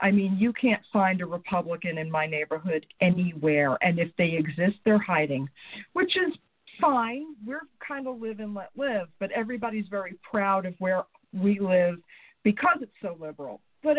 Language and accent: English; New York, United States; moved away; Because we're American Italians. I'm half Italian, half Jewish, and from New York.